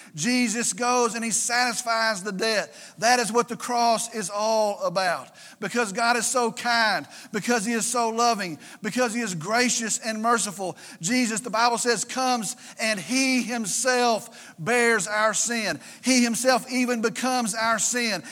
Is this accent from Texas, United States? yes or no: yes; Vernon, Texas, United States; They came from Vernon. They came from Wilbarger County. That's my hometown.